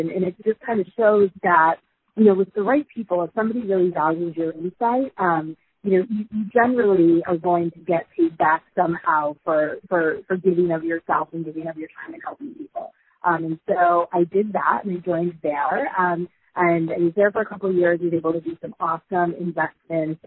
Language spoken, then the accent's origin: English; rural Michigan, United States; I grew up in a sort of 300 people in rural Michigan